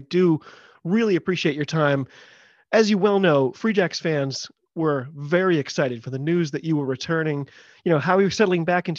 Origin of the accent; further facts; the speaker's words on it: United States; I'm an American rugby fan who follows the game wherever I can find it, all over the globe.